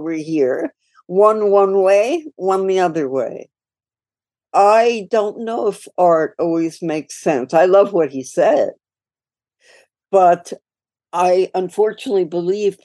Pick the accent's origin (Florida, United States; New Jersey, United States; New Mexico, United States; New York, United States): New York, United States; New York City; I grew up in New York City, and I grew up in Queens